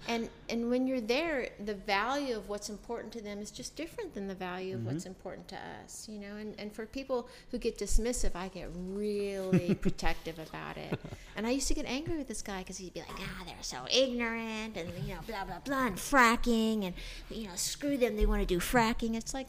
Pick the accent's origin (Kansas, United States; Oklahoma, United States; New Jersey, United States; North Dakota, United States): Kansas, United States; born there; I was born in Kansas, but I'm an Army brat, so I grew up a little bit everywhere